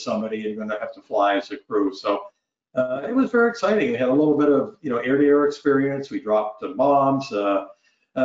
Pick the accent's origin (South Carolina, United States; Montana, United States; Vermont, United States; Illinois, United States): Vermont, United States; Northeast; moved away as an adult; a kid growing up in Northeast Vermont that had never been anywhere